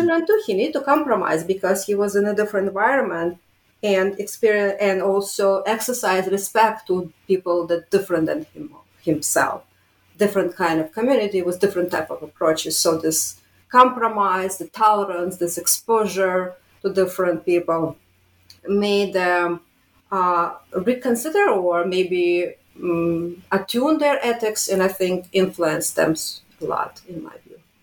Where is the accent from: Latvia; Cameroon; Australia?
Latvia; Riga; moved away; I was born in Riga, Latvia